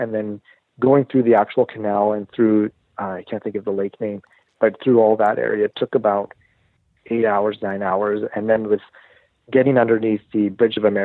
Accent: Canada; we're Canadian

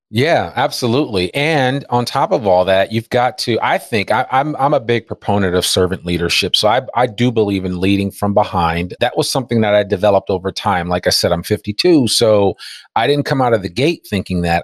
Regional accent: Teaneck, New Jersey, United States; moved away as an adult; also born or lived in Washington, D.C.; now in Fayetteville, Arkansas, United States; I grew up in Teaneck, New Jersey, so I'm an East Coaster at heart

